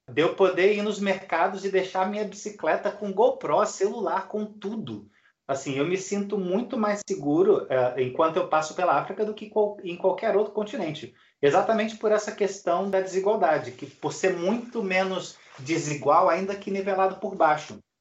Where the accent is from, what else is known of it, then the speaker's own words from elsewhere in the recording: Rio de Janeiro, Brazil; moved away as an adult; como carioca